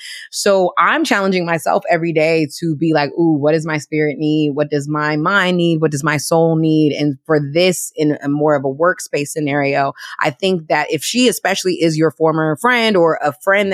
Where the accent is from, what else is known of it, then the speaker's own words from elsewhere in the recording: Washington, District of Columbia, United States; moved away; also born or lived in New York; my hometown of DC